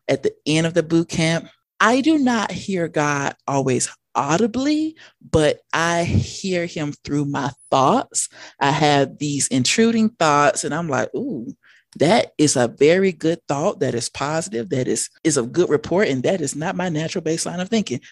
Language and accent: English; Denver, Colorado, United States; I am from Denver, Colorado.